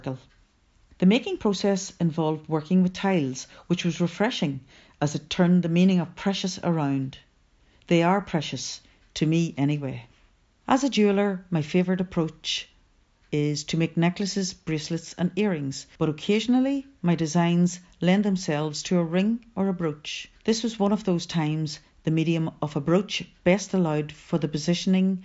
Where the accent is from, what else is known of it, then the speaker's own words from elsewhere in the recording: Newry, Northern Ireland, United Kingdom; my hometown Newry